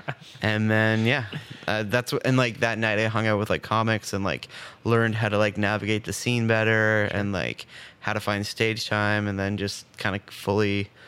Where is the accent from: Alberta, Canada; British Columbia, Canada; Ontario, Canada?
Ontario, Canada; Bracebridge; moved away as an adult; also born or lived in Scarborough, Toronto; now in Ottawa, Canada; I grew up until I was like 4 in Scarborough, and then we moved to Bracebridge, Muskoka. And then I was there until I was 18, and then I came to Ottawa for Carleton, and then I've been stuck here ever